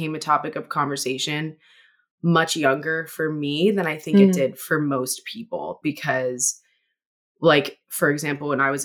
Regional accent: Hawaii, United States; also born or lived in Los Angeles; now in Seattle, United States; I grew up in Hawaii

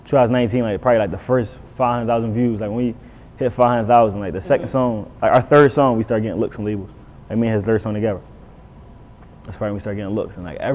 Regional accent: Philadelphia, Pennsylvania, United States; I'm from West Philly.

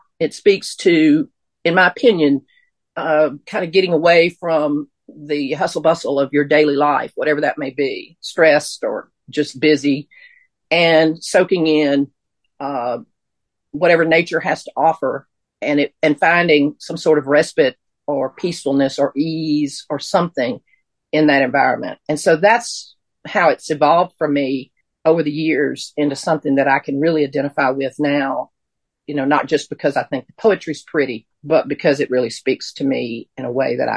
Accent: Mississippi, United States; moved away as an adult; also born or lived in Western North Carolina; I grew up in Mississippi. I went to college in Mississippi.

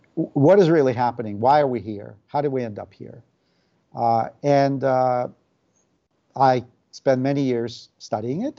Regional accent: Saint Petersburg, Russia; English is a second language; moved away as an adult; now in United States; I was born in the Soviet Union and grew up there in St. Petersburg. Uh, emigrated with my family when I was 19.

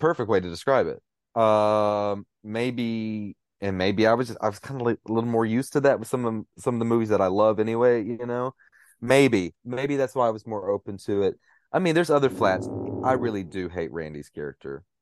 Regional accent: Cookeville, Tennessee, United States; moved away; I've got a cousin in, uh, my hometown of Cookville

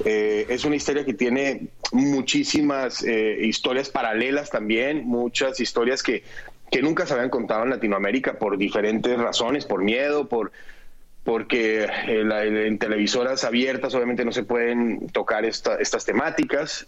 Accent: Colombia; en mi país

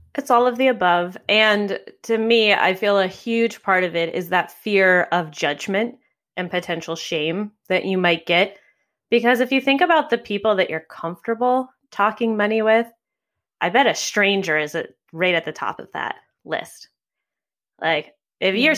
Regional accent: New York City, New York, United States; my hometown of New York City

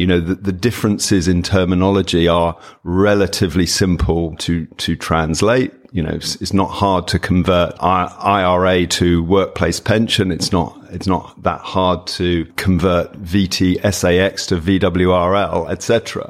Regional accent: United Kingdom; I mean, certainly as a Brit, when I went to America

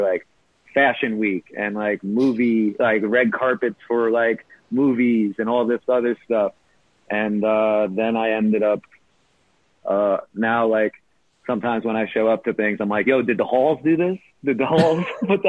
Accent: New York City, New York, United States; I grew up here in New York

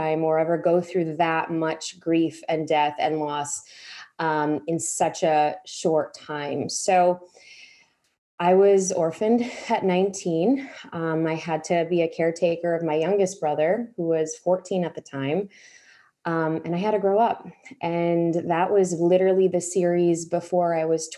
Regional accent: Chicago, Illinois, United States; I was born and raised in Chicago to immigrant parents

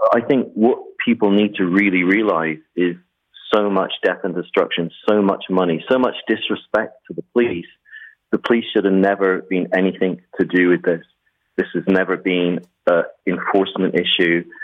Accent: England, United Kingdom; moved away; I'm from England

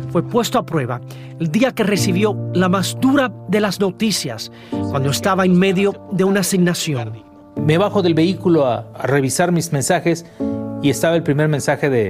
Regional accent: Mexico City, Mexico; ¿Dónde naciste? Ciudad de México.

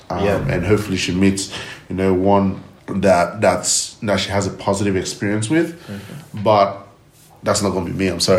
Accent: Nigeria; now in Australia; where are you from? And the moment I said I'm Nigerian

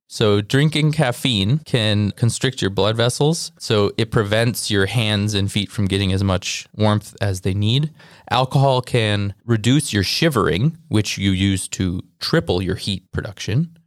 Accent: Wisconsin, United States; we're from Wisconsin

